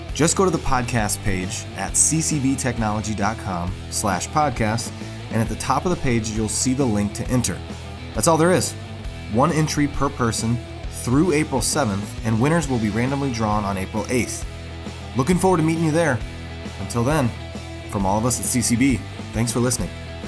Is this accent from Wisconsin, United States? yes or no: yes; Wisconsin, United States; one of the campuses is right here in my hometown